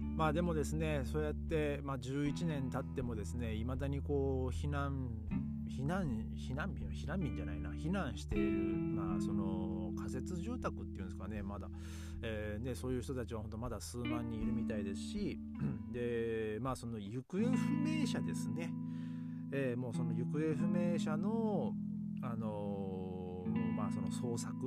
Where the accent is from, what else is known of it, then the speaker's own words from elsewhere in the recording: Tohoku, Japan; moved away; 僕の地元というか、まあ、東北